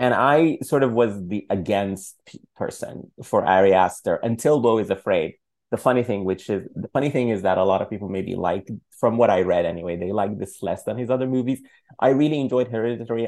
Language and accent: English; Sudan; moved away; I'm from Sudan.